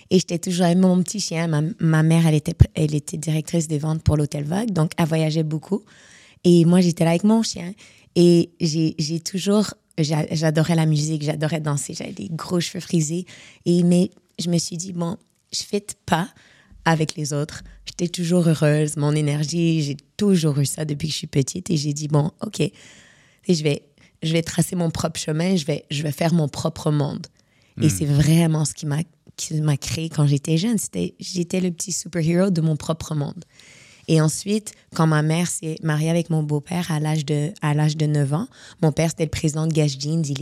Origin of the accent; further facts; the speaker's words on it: Casablanca, Casablanca-Settat, Morocco; born there; also born or lived in Montreal; vu que je suis née à Casablanca, euh, ma mère, euh, mon père était à Casa, il est encore là-bas, et ma mère, elle est venue à Montréal à l'âge de 3 ans.